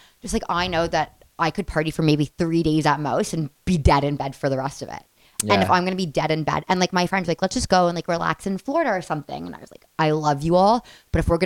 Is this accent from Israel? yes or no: no; Toronto, Ontario, Canada; I'm from Toronto